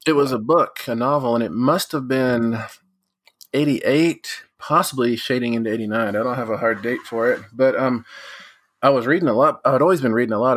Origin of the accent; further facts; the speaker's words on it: West Texas, United States; Growing up in West Texas